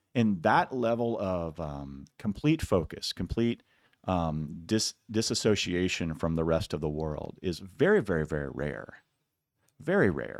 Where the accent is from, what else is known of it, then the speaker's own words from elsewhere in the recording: Iowa, United States; I'm from Iowa, a lot of wrestlers